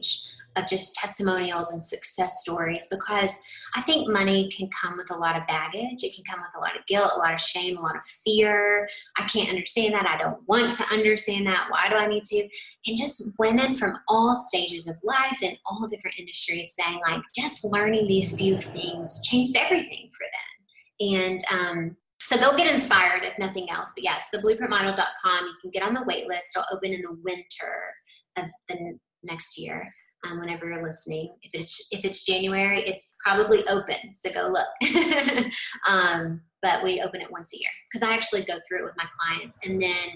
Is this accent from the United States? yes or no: yes; Tennessee, United States; I'm from Tennessee